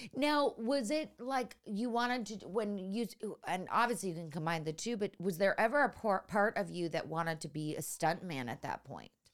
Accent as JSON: {"language": "English", "town": "San Francisco", "region": "California", "country": "United States", "tie": "born or raised there", "also_born_or_lived": "Los Angeles / New York", "moved": "yes", "said": "I grew up in San Francisco, but, uh, in the, the suburbs"}